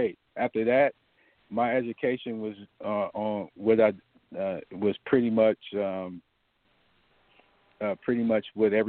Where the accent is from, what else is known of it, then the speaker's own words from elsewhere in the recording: Cleveland, Ohio, United States; I'm just a kid from Cleveland, Ohio, that had a hard upbringing. You know, I grew up in East Side Cleveland housing projects